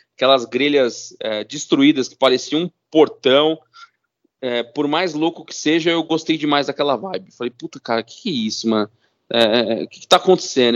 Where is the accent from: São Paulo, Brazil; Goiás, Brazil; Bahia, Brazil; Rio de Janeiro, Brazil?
São Paulo, Brazil; Eu sou, sou nascido e criado na Zona Norte de São Paulo